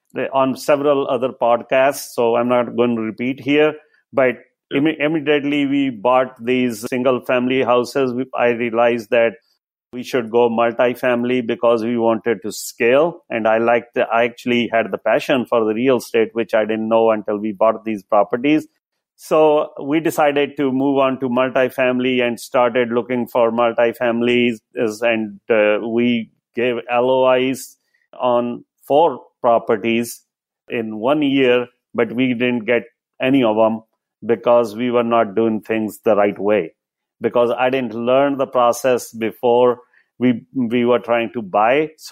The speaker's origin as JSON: {"language": "English", "country": "India", "moved": "as an adult", "lives_now": "United States", "said": "I came from India in 2000 as a Microsoft certified system engineer."}